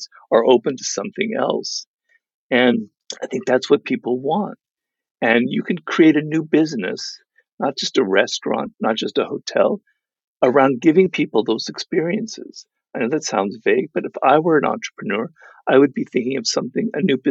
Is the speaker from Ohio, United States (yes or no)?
no; Los Angeles, California, United States; my kind of cloistered life in Los Angeles, because I grew up here